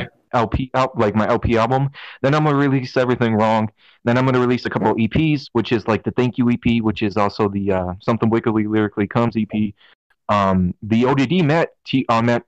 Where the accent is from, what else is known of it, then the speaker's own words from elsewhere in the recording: Colorado Springs, Colorado, United States; I'm from Colorado Springs